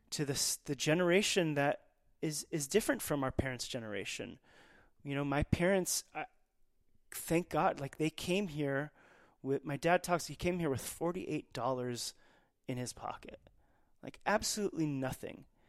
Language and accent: English; Dallas, Texas, United States; as a Persian kid growing up in Dallas, Texas